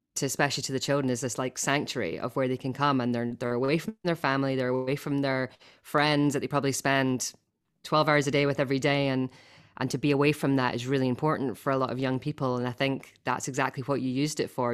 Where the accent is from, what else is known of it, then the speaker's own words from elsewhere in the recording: Scotland, United Kingdom; accent: Scottish; you wanted it in my Scottish accent, not my Finnish accent.